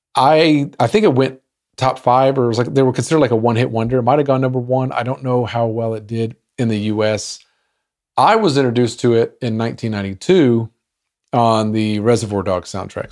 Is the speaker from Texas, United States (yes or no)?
yes; Arlington, Texas, United States; my hometown of Arlington, Texas.